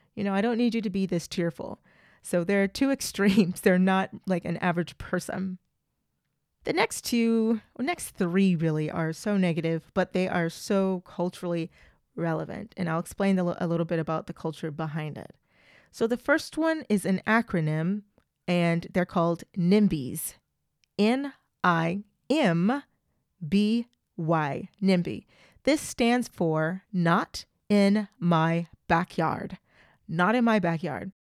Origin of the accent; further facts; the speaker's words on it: United States; I am an American